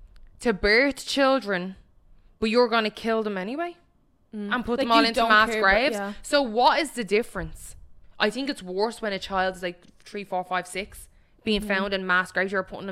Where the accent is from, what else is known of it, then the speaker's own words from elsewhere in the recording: Ireland; we're from Ireland, it's like Catholic.